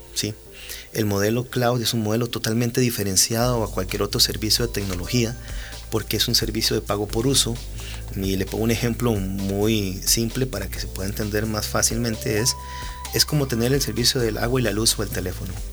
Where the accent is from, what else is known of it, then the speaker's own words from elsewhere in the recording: Costa Rica; somos costarricenses